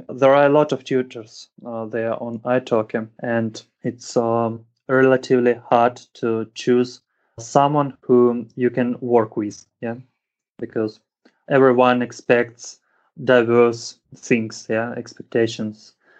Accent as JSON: {"language": "English", "region": "Moscow", "country": "Russia", "tie": "born or raised there", "second_language": "English", "said": "I was born in Moscow and I've been living here in Moscow for all my life, you know. So, English is not the first language that I learn. The first language that I intentionally learned was German."}